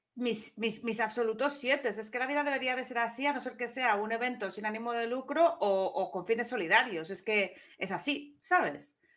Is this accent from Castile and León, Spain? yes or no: no; Gijón, Asturias, Spain; se enteró todo mi pueblo. Bueno, no era, eh, Gijón no es un pueblo